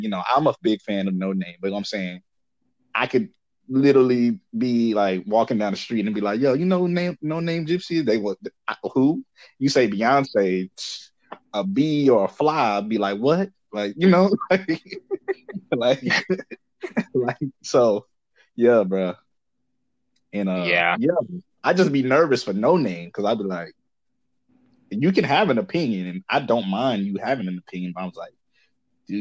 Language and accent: English; Ghana; being Ghanaian